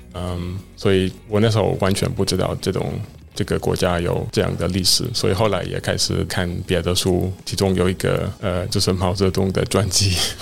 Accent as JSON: {"language": "Chinese", "region": "central Netherlands", "country": "Netherlands", "tie": "born or raised there", "second_language": "Chinese", "lives_now": "Amsterdam, Netherlands", "said": "我小时候，我的故乡，我的家乡就是很小，嗯哼。然后，呃，也比较传统，点在， 在荷兰中部"}